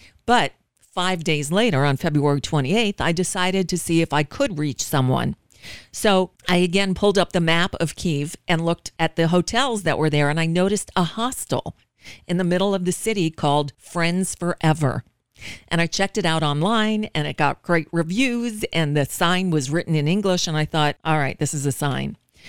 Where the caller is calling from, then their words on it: Florida, United States; I'm calling from the United States